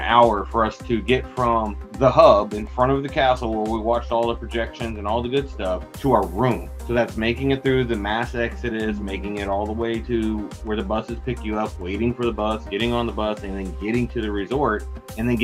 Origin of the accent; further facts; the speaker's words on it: Texas, United States; we're from Texas